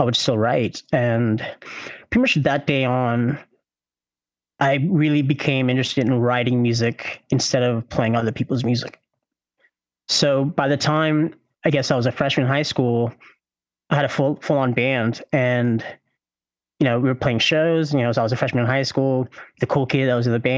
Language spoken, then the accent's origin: English; Louisville, Kentucky, United States; I am from Louisville, Kentucky